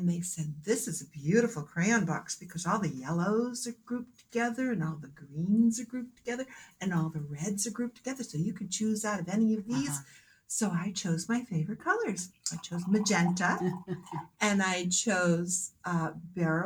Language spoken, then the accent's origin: English; Manchester, New Hampshire, United States; also born or lived in Portsmouth, New Hampshire; Born and raised in Manchester, okay. Native New Hampshire person